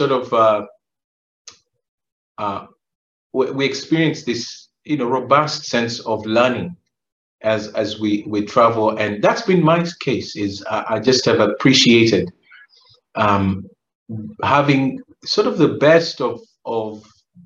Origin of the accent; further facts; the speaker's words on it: Uganda; also born or lived in Kenya / Kampala, Uganda; now in United States; I was born in Kenya, raised in Uganda